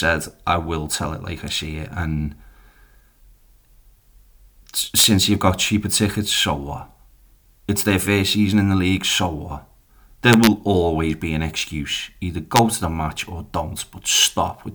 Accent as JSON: {"language": "English", "town": "Liverpool", "region": "North West England", "country": "United Kingdom", "moved": "yes", "lives_now": "Columbus, United States", "said": "I am a Scouser and I'm from Liverpool"}